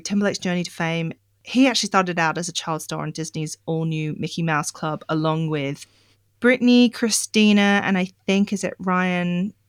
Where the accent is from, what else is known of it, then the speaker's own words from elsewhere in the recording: Australia; accent: Australian; And it might explain why my Australian accent gets a little bit thicker, because, sorry guys, I have no control over it.